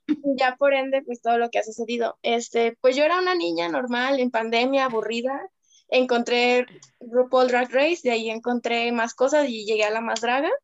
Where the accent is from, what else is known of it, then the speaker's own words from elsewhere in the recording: Guadalajara, Jalisco, Mexico; soy de Guadalajara, Jalisco, la tierra del drag actualmente.